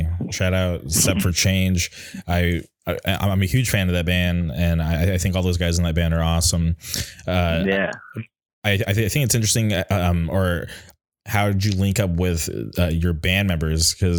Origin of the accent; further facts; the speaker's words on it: Palm Springs, California, United States; growing up out in the Palm Springs area, I would drive out to the Inland Empire or Orange County for shows.